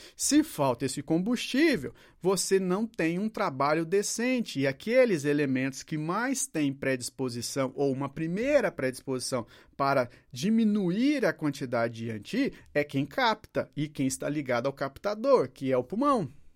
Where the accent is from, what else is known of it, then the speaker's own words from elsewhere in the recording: Brazil; Eu tenho um país chamado Brasil